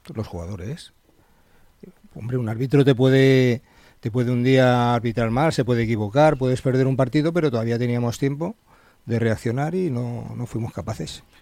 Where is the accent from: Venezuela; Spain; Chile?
Spain; Madrid, Community of Madrid; also born or lived in Alcalá de Henares; now in Majadahonda, Spain; soy de Madrid